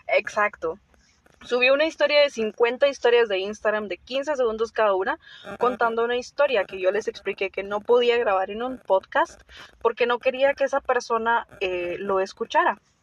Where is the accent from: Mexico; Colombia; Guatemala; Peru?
Guatemala; somos de Guatemala